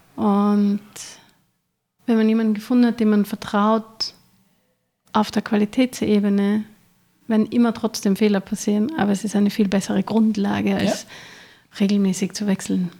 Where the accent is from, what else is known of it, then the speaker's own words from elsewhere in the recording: Vienna, Austria; Und ich bin gebürtige Wienerin, aber eigentlich halb Kärnten, halb Wien